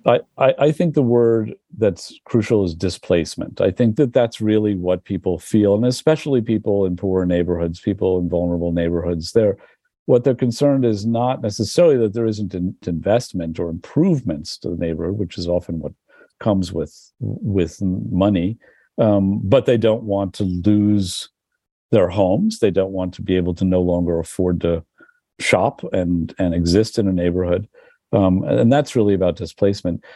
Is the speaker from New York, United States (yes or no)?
yes; New York, United States; moved away as an adult; also born or lived in Berlin; I grew up too. I, in the village